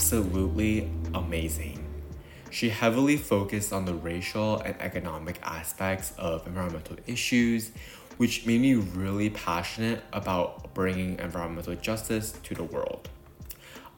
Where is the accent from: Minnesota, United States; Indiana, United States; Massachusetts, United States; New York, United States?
New York, United States; New York City; I was born and raised in New York City